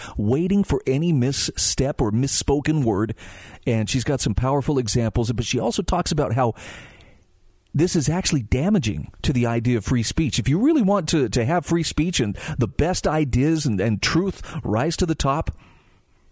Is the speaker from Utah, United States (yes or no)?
yes; Utah, United States; my home state of Utah